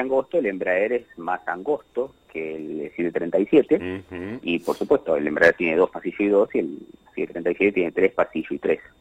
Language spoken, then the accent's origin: Spanish; Argentina